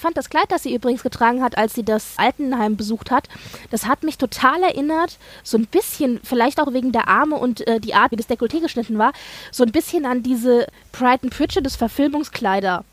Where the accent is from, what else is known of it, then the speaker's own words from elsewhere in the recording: Germany; bei uns in Deutschland